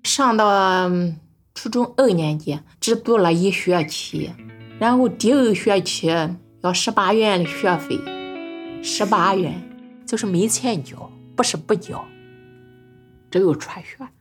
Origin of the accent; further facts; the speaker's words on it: Nanyang, Henan, China; accent: Henan dialect; 来自河南那样农村的老家